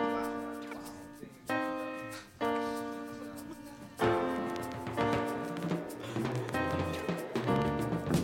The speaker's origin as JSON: {"language": "English", "region": "Northern California", "country": "United States", "tie": "born or raised there", "moved": "yes", "said": "I grew up in Northern California"}